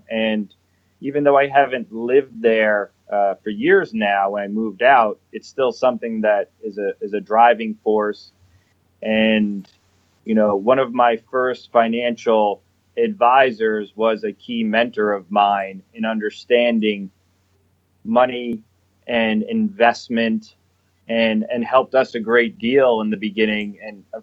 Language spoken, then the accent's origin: English; New York City, New York, United States; I grew up in New York City. Um, so my father, you know, worked on Wall Street and I was surrounded by numbers every day.